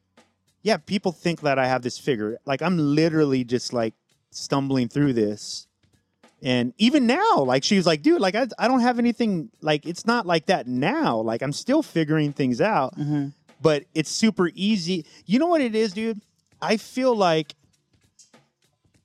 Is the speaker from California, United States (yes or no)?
yes; San Diego, California, United States; somebody who didn't grow up in LA. I grew up in San Diego